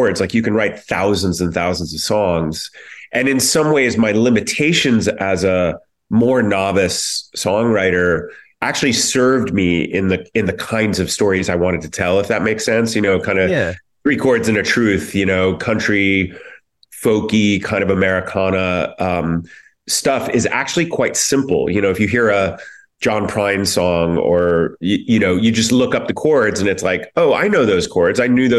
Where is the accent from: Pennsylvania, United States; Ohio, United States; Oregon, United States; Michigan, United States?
Ohio, United States; Columbus; moved away; I'm from Columbus